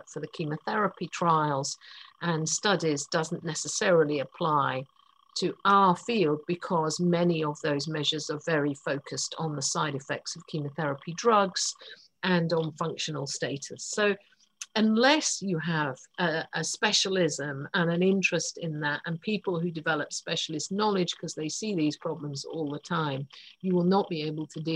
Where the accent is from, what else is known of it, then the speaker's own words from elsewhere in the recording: United Kingdom; I'm British.